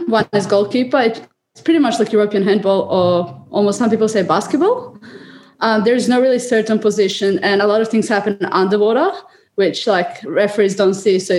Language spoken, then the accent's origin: English; Australia; I'm an Australian athlete selected for the 2021 Tokyo Olympic Games.